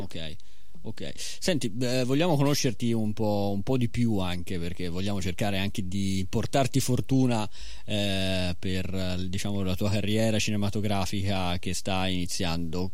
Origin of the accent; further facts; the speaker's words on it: Florence, Tuscany, Italy; anch'io sono di Fiorentino